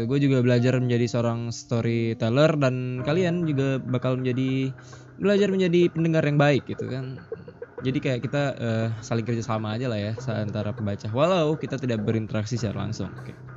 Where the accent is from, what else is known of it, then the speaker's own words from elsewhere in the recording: Batam, Riau Islands, Indonesia; gue kebetulan juga orang Batam